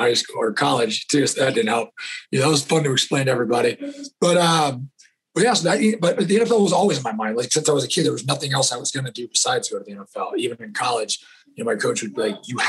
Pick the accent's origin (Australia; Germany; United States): United States; California; moved away as an adult; also born or lived in Pocatello, Idaho; growing up in California